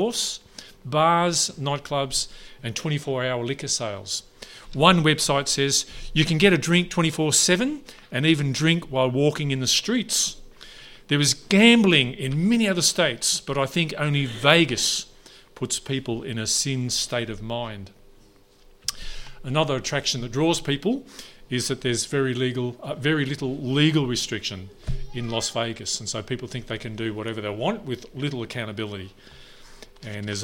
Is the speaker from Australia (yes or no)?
yes; Neerim North, Victoria, Australia; I'm from Nearham North. It's just up the road. I did year 12 at Warrigal. Another high school at years 7 to 9 at Nearham South, 11 at Nearham South